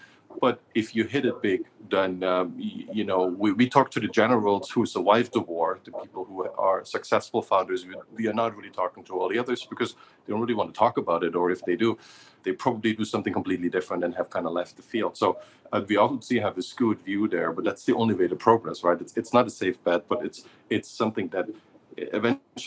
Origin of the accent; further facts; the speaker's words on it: Germany; I grew up in Germany, which is supposedly a very religious country.